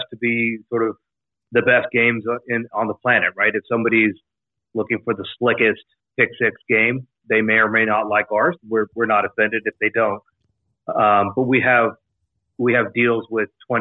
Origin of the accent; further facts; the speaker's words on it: College Station, Texas, United States; moved away; also born or lived in Jacksonville; I grew up in College Station, Texas, home of Texas A&M